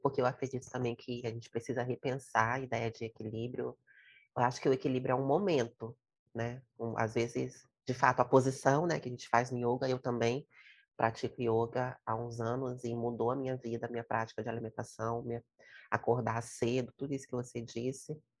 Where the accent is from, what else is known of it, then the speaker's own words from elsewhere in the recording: Fonte Grande hill, Espírito Santo, Brazil; à boca da mata da Fonte Grande, que é o morro onde eu nasci, onde eu morro